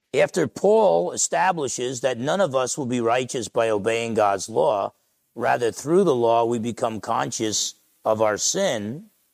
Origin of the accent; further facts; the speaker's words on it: Essex County, New Jersey, United States; moved away; All the guys I grew up with back in Essex County, New Jersey